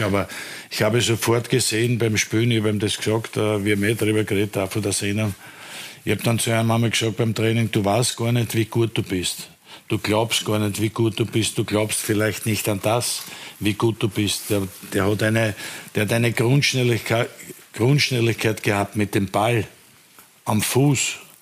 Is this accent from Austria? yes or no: yes; Vienna, Austria; als Wiener Fußballer, als Rapidler